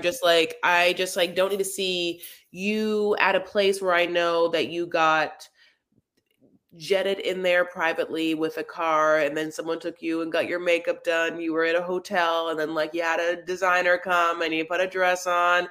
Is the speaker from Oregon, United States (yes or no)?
no; Los Angeles, California, United States; I'm from Los Angeles